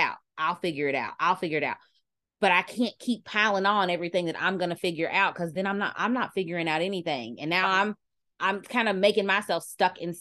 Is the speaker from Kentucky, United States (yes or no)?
yes; Kentucky, United States; Y'all know I'm from Kentucky. I'm from the South.